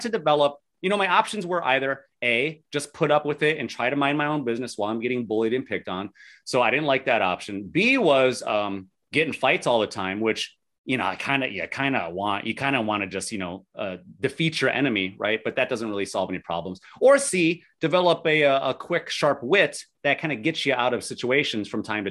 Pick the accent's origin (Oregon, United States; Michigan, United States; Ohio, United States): Ohio, United States; Lorain; also born or lived in Cuyahoga County, Ohio; I grew up in Lorain City in the county of Lorain. So Lorain City, Lorain County in Ohio